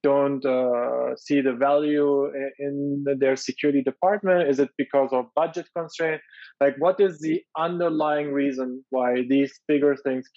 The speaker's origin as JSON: {"language": "English", "country": "Germany", "tie": "born or raised there", "moved": "yes", "said": "I grew up in Germany"}